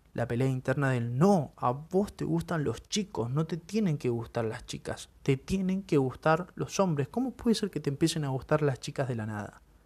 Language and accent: Spanish; Buenos Aires, Argentina; Soy de Buenos Aires